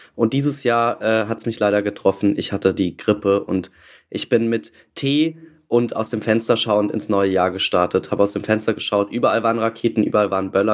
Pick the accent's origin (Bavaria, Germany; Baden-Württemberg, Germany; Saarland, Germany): Saarland, Germany; Ich bin auch im Saarland geboren tatsächlich